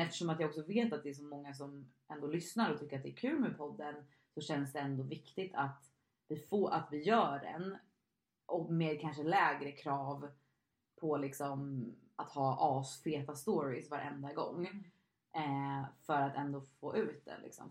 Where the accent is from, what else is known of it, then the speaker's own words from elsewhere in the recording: Stockholm, Stockholm County, Sweden; moved away as an adult; now in Gotland, Sweden; jag är från Stockholm, men jag bor just nu på Gotland